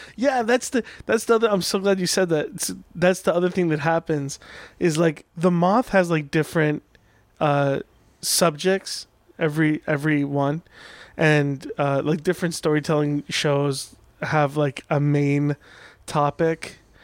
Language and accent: English; Orange County, California, United States; also born or lived in Iran; I grew up in Orange County